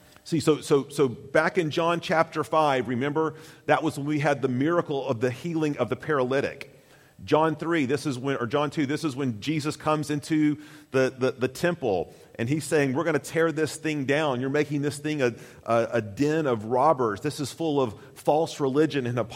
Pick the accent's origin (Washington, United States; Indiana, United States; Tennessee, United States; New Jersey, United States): Tennessee, United States; I'm from Tennessee.